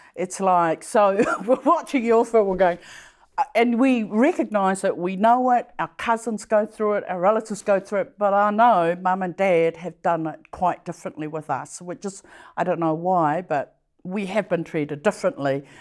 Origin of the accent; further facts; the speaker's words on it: Samoa; now in New Zealand; I grew up in Samoa